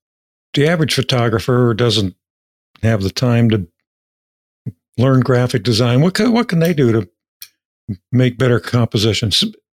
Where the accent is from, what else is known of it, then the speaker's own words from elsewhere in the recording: near Pittsburgh, Pennsylvania, United States; I grew up near Pittsburgh.